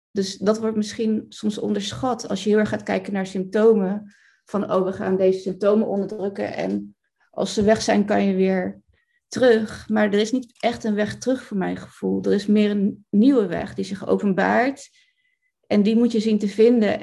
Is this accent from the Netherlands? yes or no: yes; Rotterdam, South Holland, Netherlands; ik kom uit Rotterdam